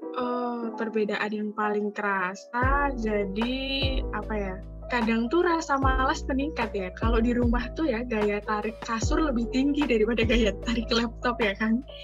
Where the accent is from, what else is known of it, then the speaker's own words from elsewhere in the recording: Kulon Progo, Special Region of Yogyakarta, Indonesia; aku sendiri sih orang Jogja ya, jadi asli Kepulauan Progo